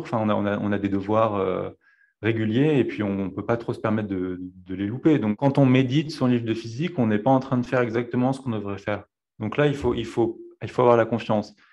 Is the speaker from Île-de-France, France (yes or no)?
no; Dauphiné, Auvergne-Rhône-Alpes, France; je suis né euh, dans le Dauphiné